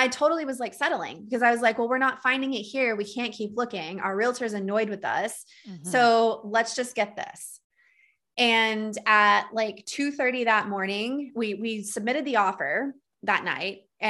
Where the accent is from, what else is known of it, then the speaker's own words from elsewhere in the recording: Texas, United States; accent: Texas; I totally lost my Texas accent. I used to have this like cute Southern drawl, and now I sound like a Minnesota hockey man.